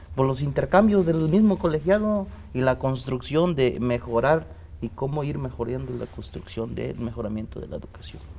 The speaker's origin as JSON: {"language": "Spanish", "country": "Mexico", "second_language": "Spanish", "said": "la cultura que tenemos en México"}